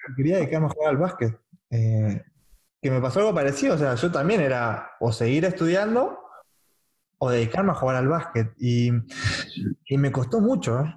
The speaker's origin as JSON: {"language": "Spanish", "town": "Castelar", "region": "Buenos Aires Province", "country": "Argentina", "tie": "born or raised there", "said": "Yo también soy de Morón"}